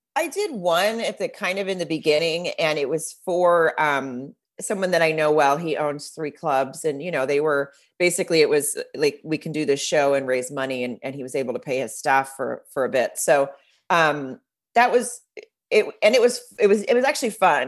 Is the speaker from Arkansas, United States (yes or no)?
yes; Fayetteville, Arkansas, United States; moved away; I grew up in Arkansas